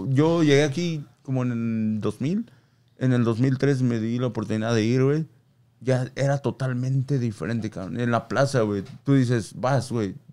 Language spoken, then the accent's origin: Spanish; Tapalpa, Jalisco, Mexico; Bueno, yo soy de Tapalpa, a mí me queda también como dos horas, tres ah. horas a, la playa de Manzanillo.